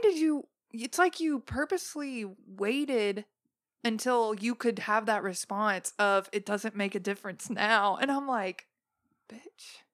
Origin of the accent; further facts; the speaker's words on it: Memphis, Tennessee, United States; growing up in Memphis